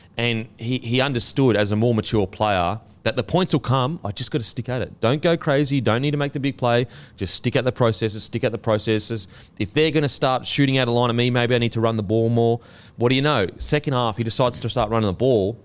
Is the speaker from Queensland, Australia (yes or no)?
yes; Queensland, Australia; As a Queenslander